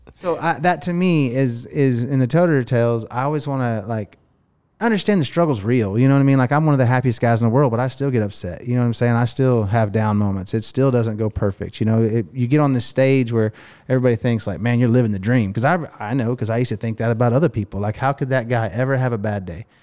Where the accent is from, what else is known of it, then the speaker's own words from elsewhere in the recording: Miami, Oklahoma, United States; some broke kid growing up in Miami, Oklahoma